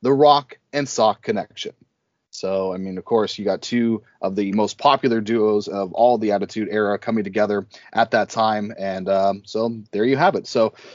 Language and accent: English; Canada; we're Canadian